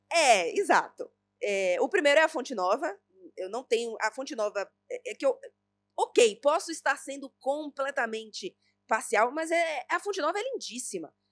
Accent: Bahia, Brazil; eu sou baiana

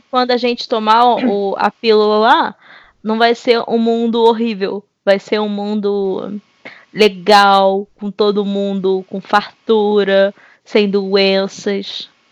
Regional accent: Belford Roxo, Rio de Janeiro, Brazil; eu venho do subúrbio carioca. No caso, subúrbio fluminense, mas de onde eu venho, Belfor Roxo

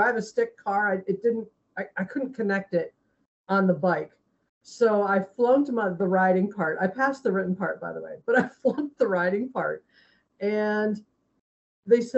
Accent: Ohio, United States; moved away as an adult; now in Largo, United States; originally I'm from Ohio

